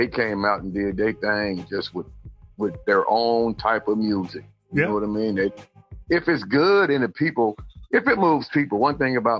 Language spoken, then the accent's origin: English; Dayton, Ohio, United States; my hometown, how they cut the music out of the schools. Now in Dayton